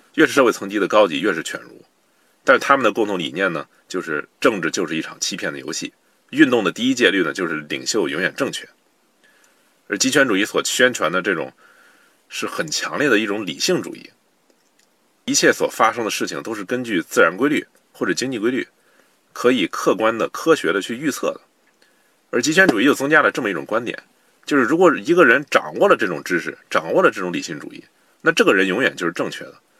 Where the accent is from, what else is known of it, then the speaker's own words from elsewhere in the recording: China; 我们中国人